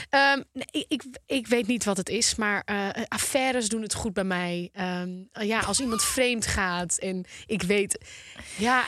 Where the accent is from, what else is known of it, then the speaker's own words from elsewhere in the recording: Volendam, North Holland, Netherlands; Ik kom uit Volendam, jongens. Wij zijn gebouwd op roddels